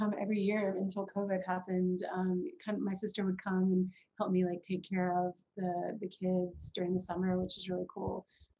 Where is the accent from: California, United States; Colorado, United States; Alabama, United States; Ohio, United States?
Alabama, United States; Birmingham; also born or lived in Florida / New Orleans; I was born in Alabama, but we lived in Florida. I spent several years in New Orleans, and we finally moved back to Birmingham, which is where my family is from, when I was in middle school. So I really feel like I'm from Birmingham